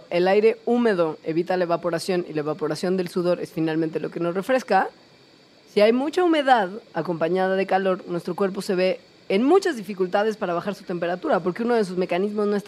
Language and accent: Spanish; Valle de Bravo, State of Mexico, Mexico; Yo me muero de calor mucho en mi pueblo.